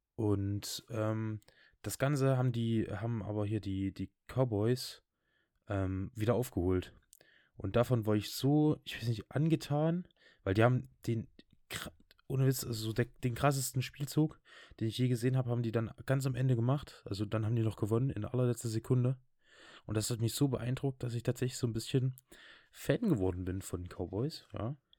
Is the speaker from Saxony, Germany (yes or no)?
yes; Saxony, Germany; bei uns in Sachsen